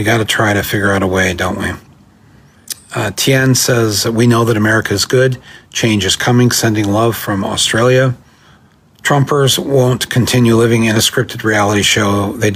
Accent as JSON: {"language": "English", "region": "California", "country": "United States", "moved": "yes", "lives_now": "Chicago, United States", "said": "I am from California"}